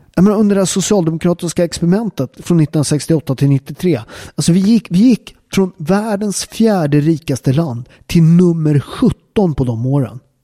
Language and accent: Swedish; Upplands Väsby, Stockholm County, Sweden; also born or lived in Naples, Italy; jag är från Upplands Väsby, en förort